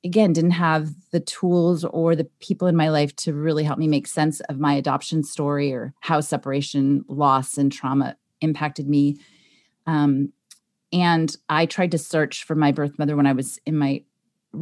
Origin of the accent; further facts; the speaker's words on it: Los Angeles, California, United States; I was born in California in Los Angeles, so I was somewhere in Los Angeles